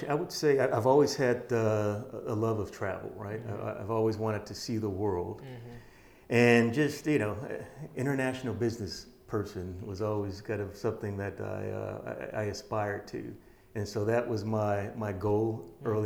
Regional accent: Detroit, Michigan, United States; Um, I'm from Detroit, Detroit, Michigan.

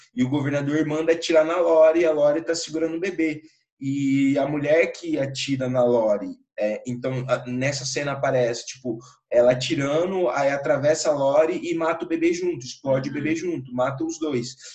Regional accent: Campo Grande, Mato Grosso do Sul, Brazil; eu sou de Campo Grande, Mato Grosso do Sul

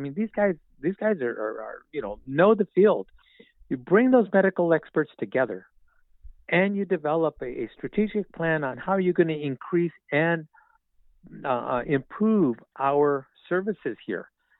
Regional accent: Riverside, California, United States; growing up in Casablanca

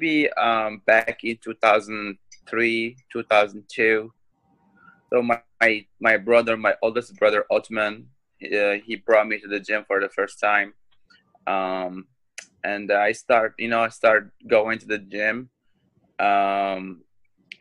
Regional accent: Morocco; now in Chicago, United States; I'm from Morocco. I'm the first MMA fighter from Morocco to join the Bellator company. I live in Chicago

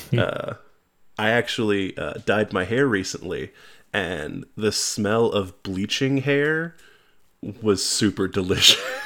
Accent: New York, United States; I'm also from New York

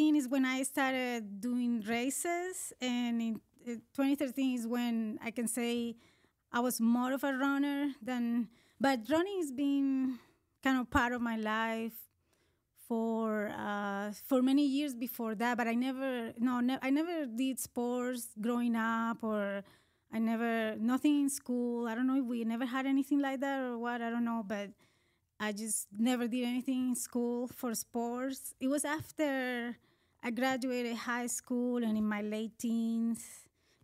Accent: Colombia; English is a second language; moved away as an adult; now in United States; I was born in Colombia in South America

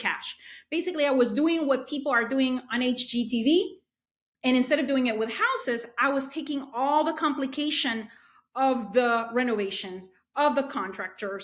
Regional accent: Honduras; moved away as an adult; now in United States; So I am an immigrant into the U.S. I'm originally from Honduras. I came here to study

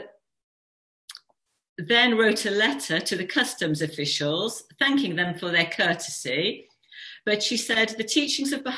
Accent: West Midlands, United Kingdom; moved away; also born or lived in Wolverhampton; we're from the Midlands. I used to live in near Wolverhampton

